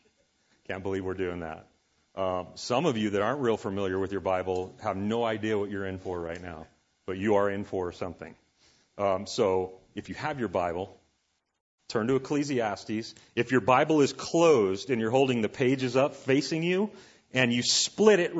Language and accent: English; Southern California, United States; moved away as an adult; I grew up actually in Southern California